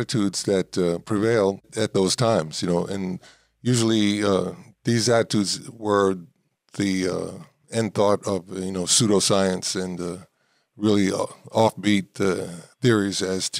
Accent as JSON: {"language": "English", "town": "New York City", "region": "New York", "country": "United States", "tie": "born or raised there", "said": "I was born and raised in New York City in Manhattan, and the part of Manhattan that I lived in was the last part of Manhattan that George Washington controlled before he had to leave and escape and go to Valley Forge."}